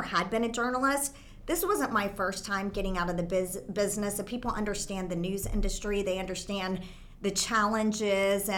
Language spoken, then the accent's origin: English; Texas, United States; moved away; also born or lived in California; I was born here in Texas. And so I came back to Texas